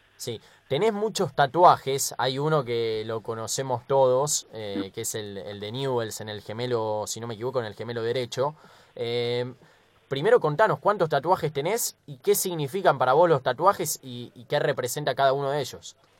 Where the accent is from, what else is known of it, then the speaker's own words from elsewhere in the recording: Argentina; los argentinos